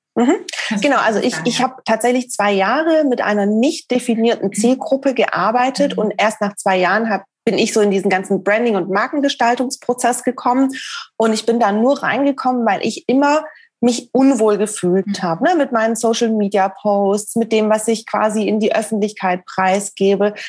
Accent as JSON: {"language": "German", "town": "Stuttgart", "region": "Baden-Württemberg", "country": "Germany", "said": "Ich komme ursprünglich aus Stuttgart."}